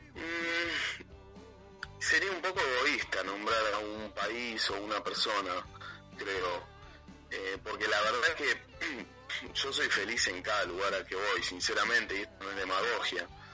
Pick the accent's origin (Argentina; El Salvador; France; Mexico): Argentina; Avellaneda, Buenos Aires Province; soy un, chico que nació en, un barrio de, Argentina que se llama Avellaneda